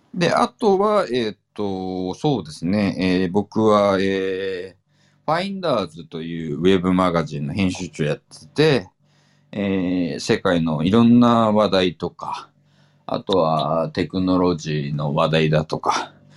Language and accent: Japanese; Fukuoka, Japan; 本当地元福岡のね、